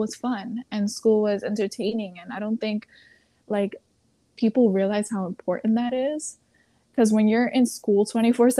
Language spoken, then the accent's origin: English; New York City, New York, United States; I was born and raised in New York City, but I do come from a family of immigrants